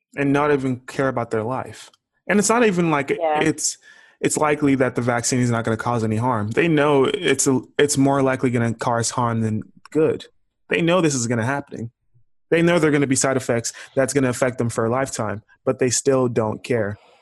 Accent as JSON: {"language": "English", "town": "Houston", "region": "Texas", "country": "United States", "said": "I'm from Houston"}